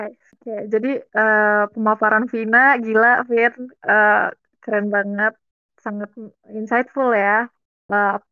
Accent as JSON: {"language": "Indonesian", "region": "Banten", "country": "Indonesia", "said": "Maksudnya kayak gue dari Banten nih. Banten itu eh, terkenal dengan kota provinsi yang madani, islami, website gitu deh."}